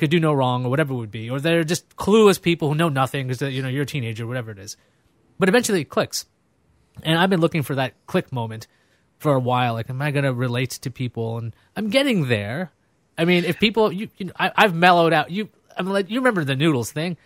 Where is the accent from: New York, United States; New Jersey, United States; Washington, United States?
New York, United States; New York City; also born or lived in Brooklyn; I grew up in Queens. I'm from, I was born in Brooklyn